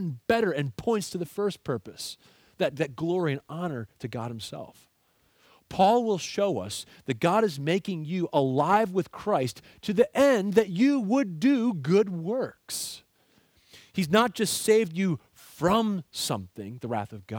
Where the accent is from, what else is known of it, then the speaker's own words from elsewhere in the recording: Aylmer, Ontario, Canada; I grew up in Aylmer, Ontario, in Canada